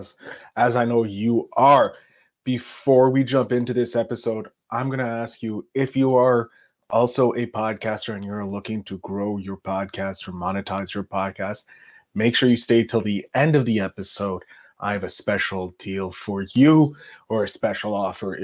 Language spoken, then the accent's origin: English; Canada; I'm Canadian